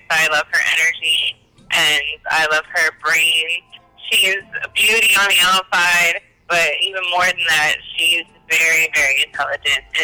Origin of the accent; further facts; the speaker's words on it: Cincinnati, Ohio, United States; moved away; originally from Cincinnati, Ohio, but I've lived all across the United States.